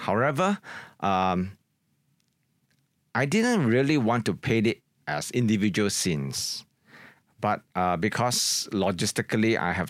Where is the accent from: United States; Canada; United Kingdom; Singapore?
Singapore; my experiences when I was growing up in Singapore, in particular Chinatown, where I really grew up in the 1970s